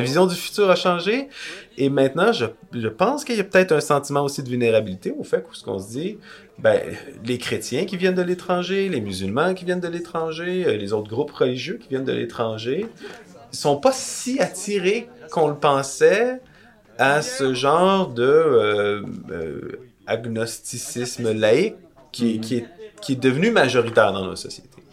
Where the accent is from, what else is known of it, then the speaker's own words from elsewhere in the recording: Quebec, Canada; au Québec où on n'a pas la même, euh, la même histoire